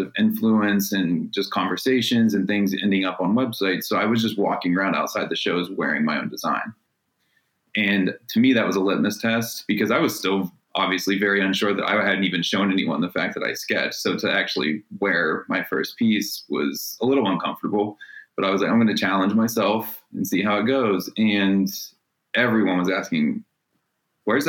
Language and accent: English; Wellsville, Ohio, United States; now in Cleveland, United States; growing up in Wellsville